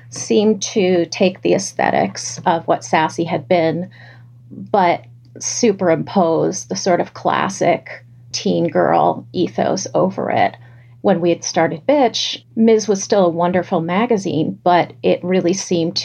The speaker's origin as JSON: {"language": "English", "town": "New York City", "region": "New York", "country": "United States", "tie": "born or raised there", "said": "growing up in New York City"}